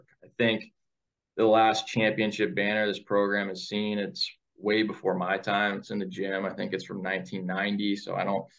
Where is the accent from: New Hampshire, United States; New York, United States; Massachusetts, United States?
New Hampshire, United States; moved away as an adult; also born or lived in New England; now in Ashland, Wisconsin, United States; I'm from New Hampshire, complete different part of the country